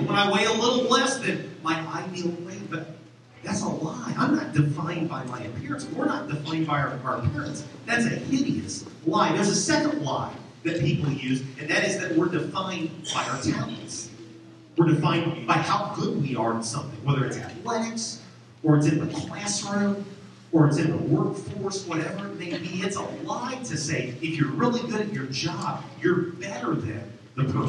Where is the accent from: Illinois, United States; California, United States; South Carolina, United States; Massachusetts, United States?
Illinois, United States; Champaign; now in Clinton, United States; Growing up in Champaign, I grew up on the southwest side, the corner of Mattis and Windsor